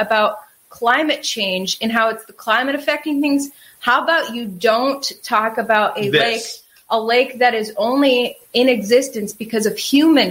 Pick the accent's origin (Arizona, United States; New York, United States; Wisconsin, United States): Wisconsin, United States; moved away; In Wisconsin, where I grew up, there were lakes everywhere